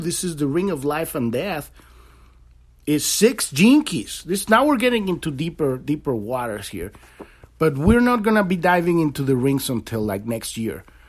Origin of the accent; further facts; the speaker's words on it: Mexico City, Mexico; moved away; I grew up in in Mexico City